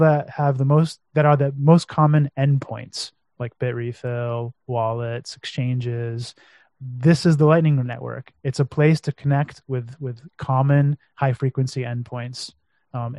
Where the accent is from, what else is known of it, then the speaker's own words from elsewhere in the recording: United States; now in Romania; being American, living in Romania